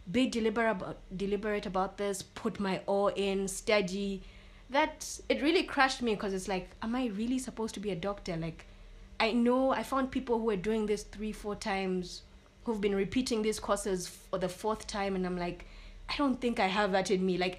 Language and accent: English; Botswana; accent: Botswana; And she speaks with an accent because at that time my Botswana accent was too, really strong